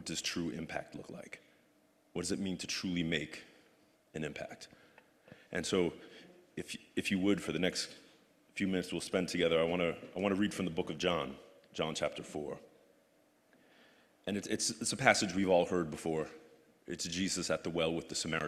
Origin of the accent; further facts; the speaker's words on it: Union City, New Jersey, United States; I was born, I was raised in Union City.